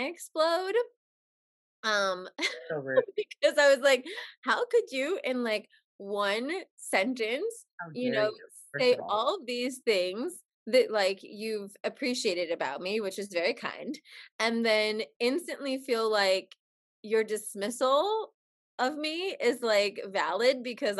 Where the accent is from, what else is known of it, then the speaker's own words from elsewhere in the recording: New Jersey, United States; growing up in Jersey, my mom has a sailor's mouth